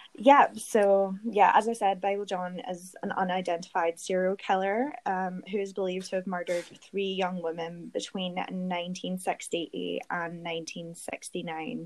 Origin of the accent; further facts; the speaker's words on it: Glasgow, Scotland, United Kingdom; accent: Scottish; moved away as an adult; now in London, United Kingdom; my hometown, Glasgow.